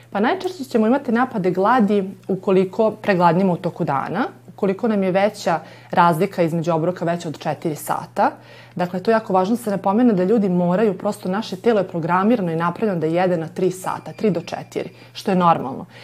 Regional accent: Novi Sad, Vojvodina, Serbia; mi Srbi smo odavde

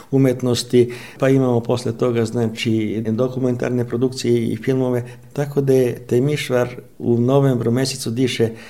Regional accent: Romania; mi dobro kao Srbi iz Rumunije

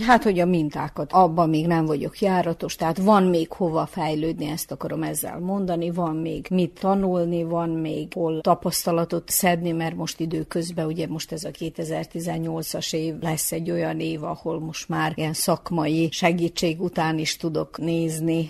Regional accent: Zrenjanin, Vojvodina, Serbia; a szülővárosomban, ezen a helyen, ahol élek

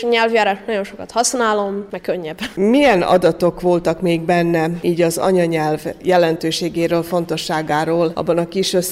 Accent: Hungary; és hogy én magyar vagyok, mert én nagyon szeretem az ilyen magyar hagyományokat, és én büszke vagyok, hogy magyarnak születtem.

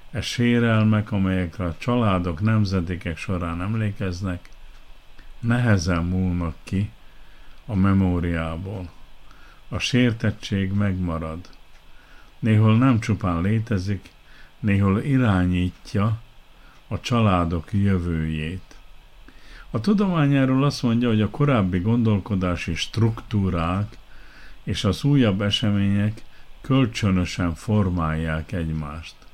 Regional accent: Kishegyes, Vojvodina, Serbia; Visszagondoltam a gyerekkoromra. Kishegyesen nőttem fel, arra emlékszem, mire panaszkodtak az ottaniak, mikor átvette az irányítást az új hatalom

